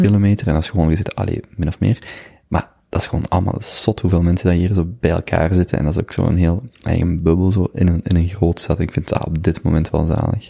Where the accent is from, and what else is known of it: Limburg, Flanders, Belgium; born or raised there; moved away as an adult; now in Antwerp, Belgium